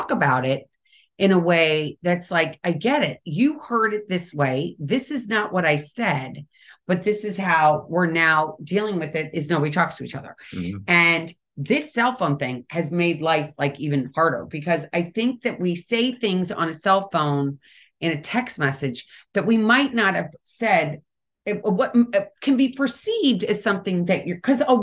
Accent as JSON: {"language": "English", "town": "St. Louis", "region": "Missouri", "country": "United States", "said": "I'm from St. Louis"}